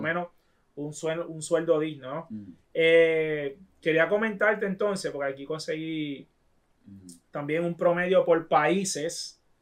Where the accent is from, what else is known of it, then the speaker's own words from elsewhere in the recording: Toa Baja, Puerto Rico; yo me crié en Tuabaja